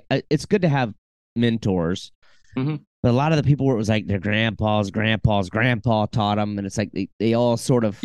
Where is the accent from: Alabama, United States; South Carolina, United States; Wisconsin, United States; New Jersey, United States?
South Carolina, United States; I'm from South Carolina